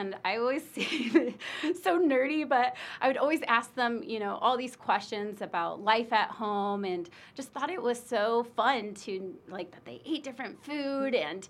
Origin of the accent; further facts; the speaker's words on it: Hampton, Illinois, United States; Population, 3,000. No, I never thought as small town, Quad Cities that I would end up traveling to over 65 countries now.